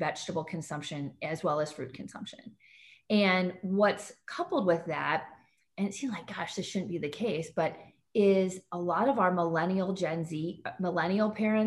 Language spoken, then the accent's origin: English; St. Louis, Missouri, United States; I'm from Missouri too, right? I'm from St. Louis. I'm coming to you from St. Louis, Missouri right now.